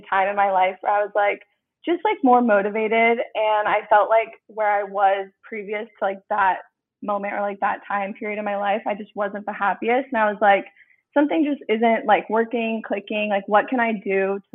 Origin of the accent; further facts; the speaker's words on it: Tempe, Arizona, United States; I'm 22, and I am from Arizona originally. I'm from Tempe, Arizona